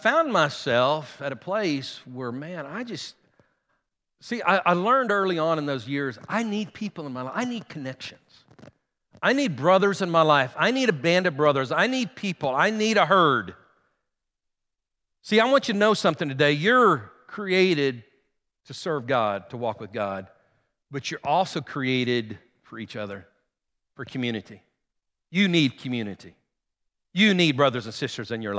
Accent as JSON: {"language": "English", "town": "Guymon", "region": "Oklahoma", "country": "United States", "tie": "born or raised there", "also_born_or_lived": "Enid, Oklahoma", "moved": "as an adult", "said": "we grew up here in Guymon"}